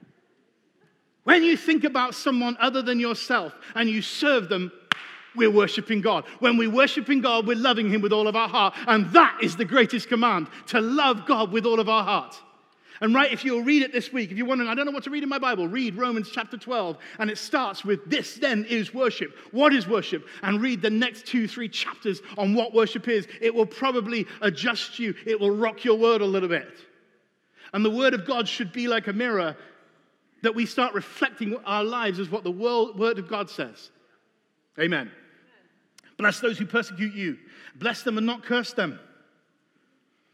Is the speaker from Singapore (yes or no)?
no; England, United Kingdom; I'm British